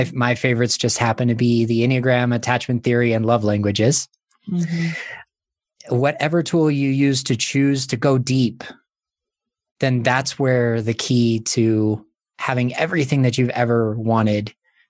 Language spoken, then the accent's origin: English; Montana, United States; I was born in Montana, living in Montana.